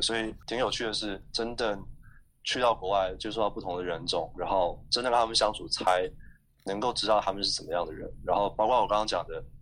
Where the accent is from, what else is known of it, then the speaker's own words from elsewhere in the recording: Taiwan; moved away as an adult; now in Indonesia; 我们可能在台湾长大的时候